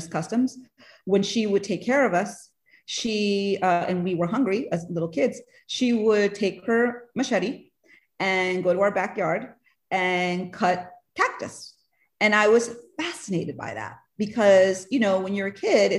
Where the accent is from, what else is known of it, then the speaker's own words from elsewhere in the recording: Del Rio, Texas, United States; moved away as an adult; also born or lived in New York City; I'm from Del Rio, Texas, which is a small town along the US-Mexico border